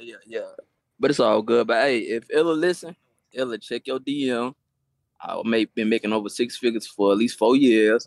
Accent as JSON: {"language": "English", "region": "Florida", "country": "United States", "said": "I'm from Florida"}